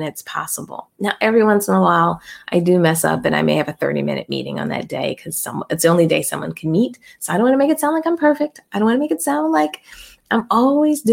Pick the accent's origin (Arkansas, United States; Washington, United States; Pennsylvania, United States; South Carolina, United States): Pennsylvania, United States; Philadelphia; I'm from Philly